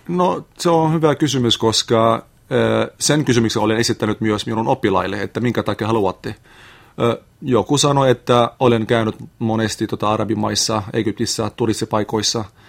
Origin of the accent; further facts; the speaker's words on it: Lebanon; Finnish is a second language; moved away as an adult; now in Lappeenranta, Finland; olen Libanonista kotoisin